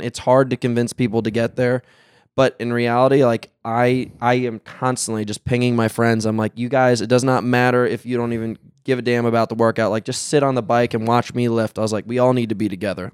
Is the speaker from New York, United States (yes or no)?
yes; New York City, New York, United States; now in California, United States; I'm from New York City